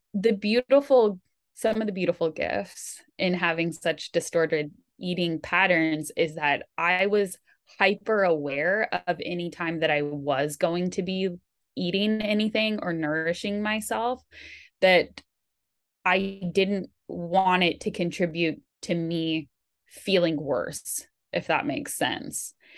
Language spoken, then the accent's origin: English; Bay Area, California, United States; growing up in the Bay Area of California, where you're really fortunate to be surrounded by so many amazing institutions